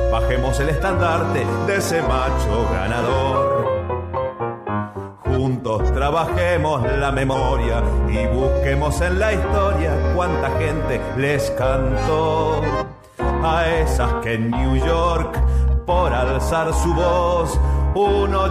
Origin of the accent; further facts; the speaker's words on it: Mendoza, Argentina; soy músico de Mendoza